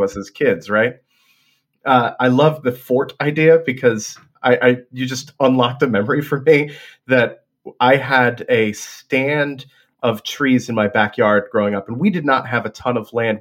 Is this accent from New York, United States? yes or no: yes; Hudson River, New York, United States; moved away; also born or lived in Boston; I grew up on the Hudson River, uh, could see the river, could see the mountains sort of from my attic bedroom window